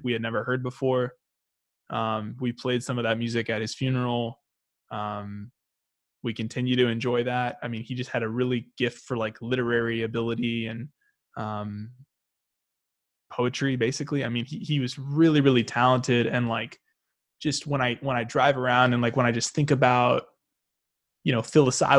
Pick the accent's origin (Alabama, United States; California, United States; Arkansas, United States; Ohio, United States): Arkansas, United States; also born or lived in St. Louis, Missouri; We grew up in Arkansas, but we actually lived in Missouri a little bit um, when we were a bit younger.